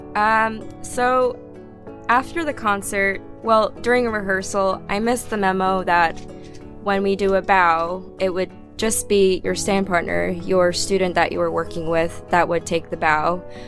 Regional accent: New Jersey, United States; also born or lived in Salt Lake City, Utah; I was not born but raised in New Jersey. I was born in Salt Lake City

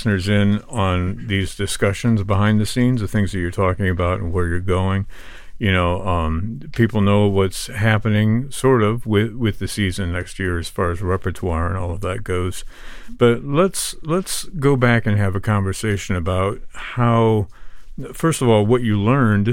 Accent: Moline, Illinois, United States; moved away; also born or lived in Boston, Massachusetts; Was raised in Moline, Illinois

